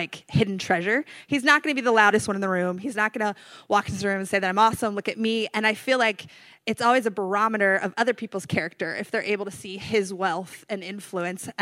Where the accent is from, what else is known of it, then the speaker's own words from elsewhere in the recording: North Carolina, United States; moved away as an adult; also born or lived in California; I'm from North Carolina